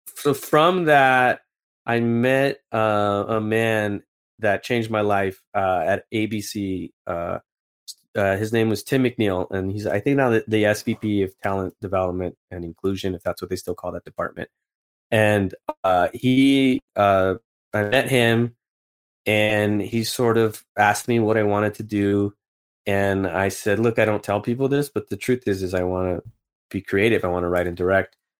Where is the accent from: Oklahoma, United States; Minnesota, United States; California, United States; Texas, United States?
California, United States; Los Angeles; I come from East L A, and my dad's, uh, from Mexico